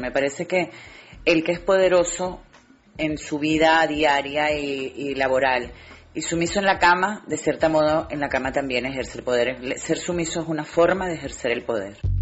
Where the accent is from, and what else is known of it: Venezuela; born or raised there; moved away as an adult; now in Spain